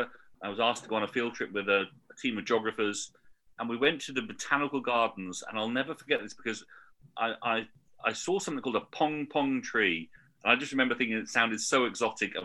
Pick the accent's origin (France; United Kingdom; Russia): United Kingdom; moved away; also born or lived in Singapore; as a British teacher, from a very liberal background